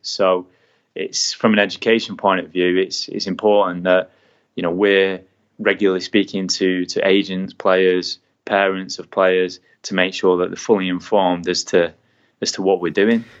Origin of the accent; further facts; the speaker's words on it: England, United Kingdom; being an English man in America